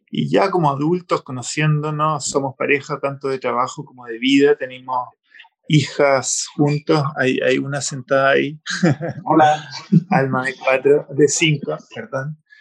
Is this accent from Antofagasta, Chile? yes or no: no; Santiago, Santiago Metropolitan Region, Chile; yo soy chileno-alemán, nací, y crecí en Chile, pero en la minoría alemana